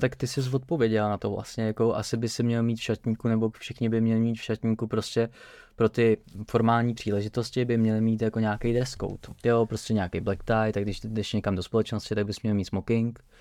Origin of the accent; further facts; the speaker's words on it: Czechia; jako Češi